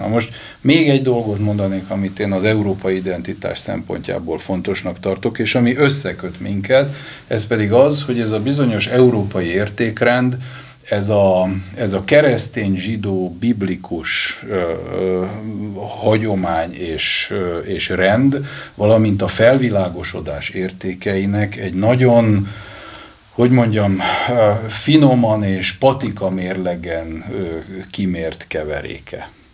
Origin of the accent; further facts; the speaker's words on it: Hungary; magyar vagyok